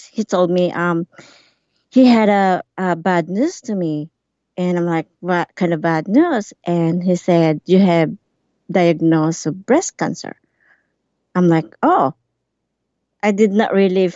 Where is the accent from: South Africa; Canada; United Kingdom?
Canada; Alberta; moved away as an adult; now in Campbell River, Canada; I'm from Alberta, and then we moved here in 2014